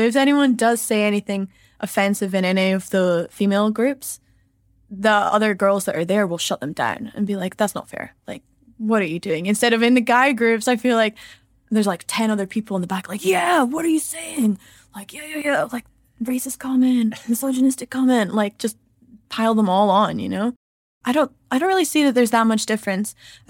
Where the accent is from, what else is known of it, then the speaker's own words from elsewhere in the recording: Edinburgh, Scotland, United Kingdom; Well, I'm not from Glasgow. I'm from Edinburgh. So, slightly different.